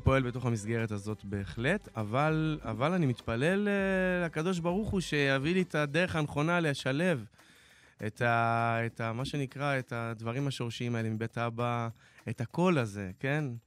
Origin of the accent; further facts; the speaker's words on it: Dimona, Southern District, Israel; נולדתי בדימונה